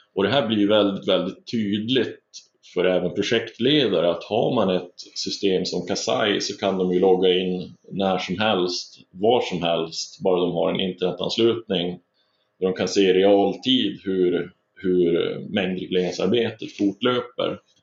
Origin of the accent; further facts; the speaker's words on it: northern Sweden, Sweden; moved away as an adult; now in Stockholm, Sweden; jag växte upp uppe i norra Sverige